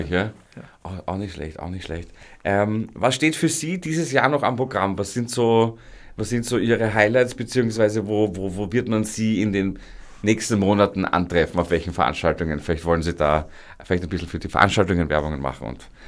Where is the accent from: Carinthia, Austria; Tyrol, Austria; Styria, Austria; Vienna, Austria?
Vienna, Austria; Da sind wir Wiener schon wirklich äh, äh, das, das, das reizen wir aus